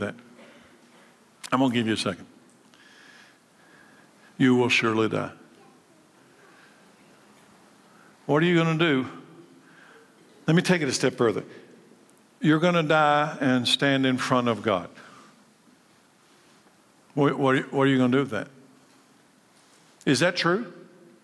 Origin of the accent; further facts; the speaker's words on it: Frankfort, Kentucky, United States; I was born a boy, a male, in Frankfort, Kentucky, in 1956